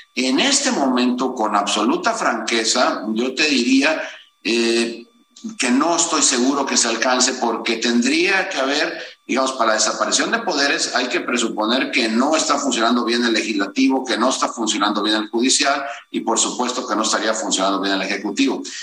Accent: Veracruz, Mexico; todos los que somos de Veracruz, nacidos pues eh, eh, en Veracruz

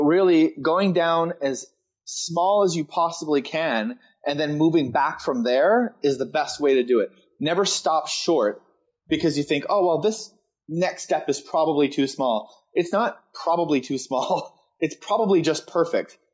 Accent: East Coast of Canada, Canada; moved away as an adult; I decided to move back to my hometown, which is in the east coast of Canada

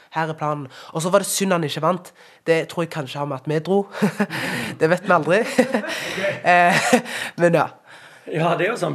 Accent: Norway; Hver gang jeg reiser ut av landet, så blir jeg stolt over at jeg kommer fra Norge.

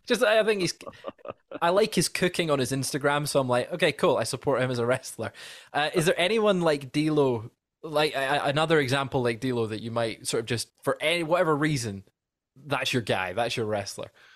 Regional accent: Scotland, United Kingdom; as a Scotsman

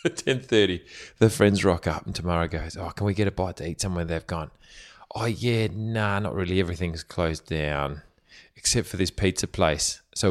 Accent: Germany; And like, I'm from Germany. Come on, let's face it.

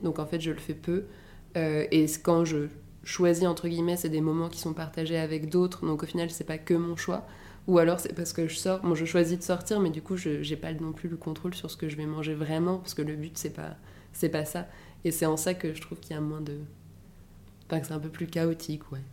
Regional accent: Paris, Île-de-France, France; also born or lived in Edinburgh; Je suis née et j'ai grandi à Paris.

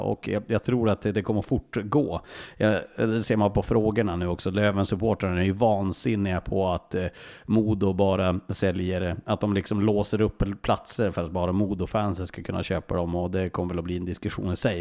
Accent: Norrland, Sweden; som mig norrlänning

